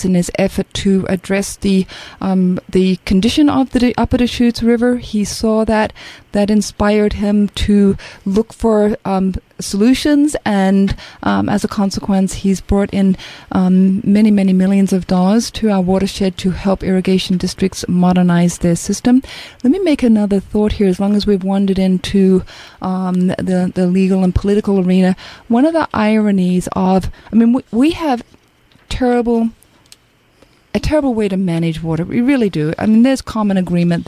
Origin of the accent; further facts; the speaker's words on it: Australia; moved away as an adult; now in United States; growing up in Australia in an arid climate and experiencing drought